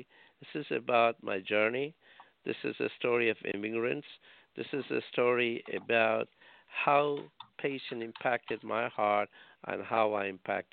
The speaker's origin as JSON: {"language": "English", "country": "India", "tie": "born or raised there", "moved": "yes", "lives_now": "Rhode Island, United States", "said": "I was born in India. I grew up in India."}